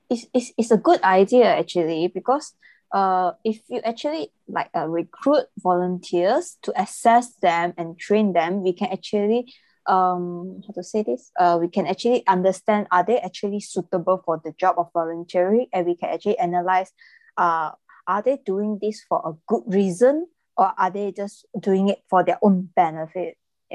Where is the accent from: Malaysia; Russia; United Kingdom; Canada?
Malaysia; In my opinion, I'm from Malaysia, so the future of volunteering in my country